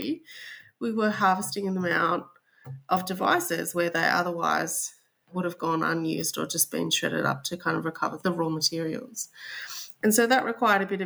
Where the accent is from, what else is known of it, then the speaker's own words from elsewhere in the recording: Australia; accent: Australian; I'm sure they'll be able to tell by my accent that I'm Australian.